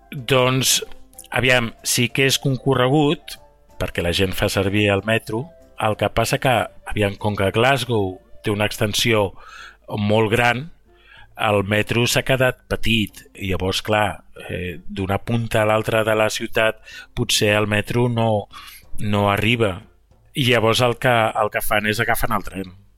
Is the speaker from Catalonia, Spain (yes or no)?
yes; Barcelona, Catalonia, Spain; moved away; sóc de Barcelona